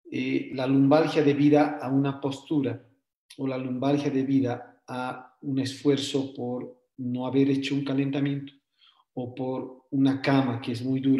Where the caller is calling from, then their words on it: Cochabamba, Bolivia; Bueno, yo soy de acá de Cochabamba